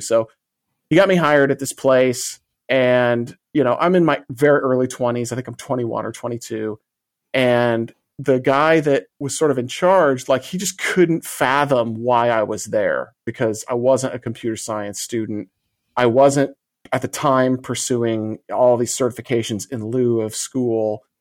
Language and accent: English; Illinois, United States; it was a two one seven nine three five number, which is the exchange for my hometown